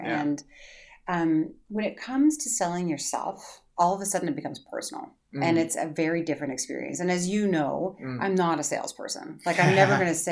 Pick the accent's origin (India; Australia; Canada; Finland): Canada; now in United States; now I'm Canadian, so I come from a superior healthcare system